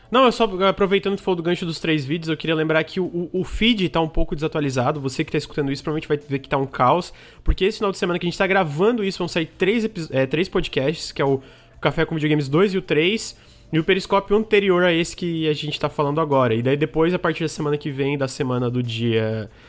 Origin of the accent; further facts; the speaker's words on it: Santa Catarina, Brazil; eu sou de Santa Catarina